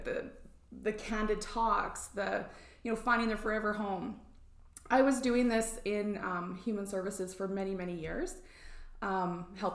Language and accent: English; just south of Rosalind, Alberta, Canada; I grew up just south of Roseland on a grain and cattle farm and sheep farm, actually.